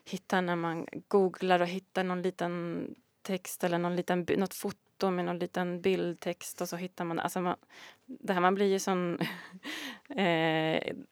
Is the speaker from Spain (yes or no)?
yes; Galicia, Spain; now in Sweden; Så när jag var liten i Galicien då var det ju åsnor på